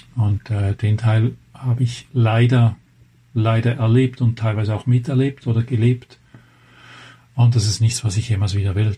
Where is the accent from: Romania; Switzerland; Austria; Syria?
Switzerland; moved away as an adult; now in Germany; Kommen wir einfach von der anderen Seite der Grenze. Ich bin eigentlich Schweizer.